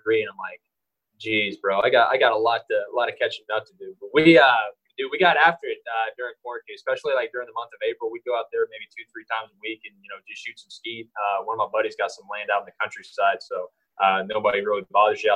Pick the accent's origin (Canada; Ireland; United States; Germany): United States; Lynchburg, Virginia; I am from the same hometown that Brandon Inge grew up